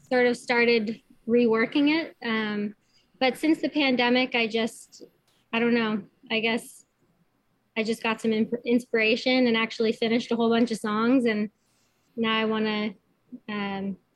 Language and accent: English; Kitchener, Ontario, Canada; now in New Hamburg, Canada; yeah so I'm living in New Hamburg, but I'm from Kitchener.